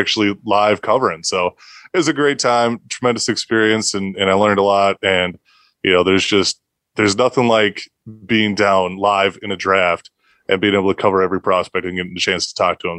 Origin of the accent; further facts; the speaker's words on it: Minnesota, United States; I'm from Minnesota.